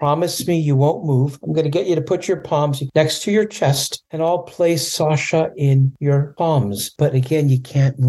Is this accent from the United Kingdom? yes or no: no; Canada; now in California, United States; When I was a little boy growing up in Canada, I was afraid of animals